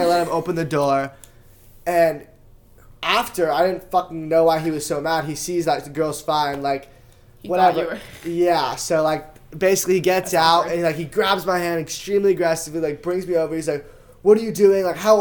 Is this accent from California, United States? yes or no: yes; Bay Area, California, United States; I'm from the Bay Area, represent 650